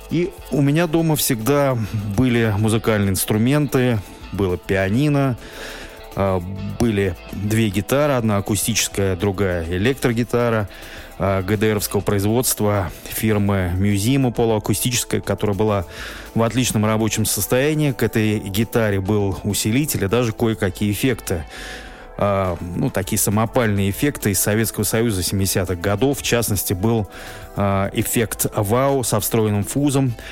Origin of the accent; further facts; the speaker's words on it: Moscow, Russia; Я родился в Москве в 1972 году.